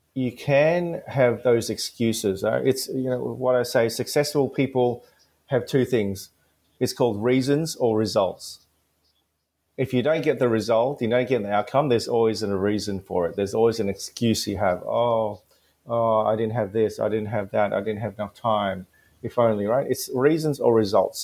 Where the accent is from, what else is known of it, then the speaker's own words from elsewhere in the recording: Gold Coast, Queensland, Australia; English is a second language; where I grew up in the Gold Coast in the in the early '90s